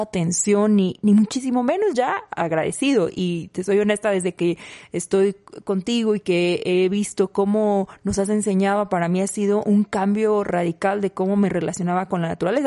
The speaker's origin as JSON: {"language": "Spanish", "country": "Mexico", "said": "en México decimos"}